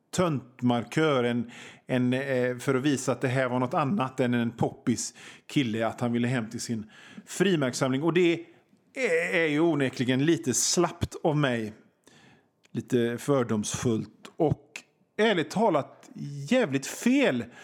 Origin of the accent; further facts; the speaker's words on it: Gothenburg, Västra Götaland, Sweden; Alltså, jag är från Göteborg och vi göteborgare säger ….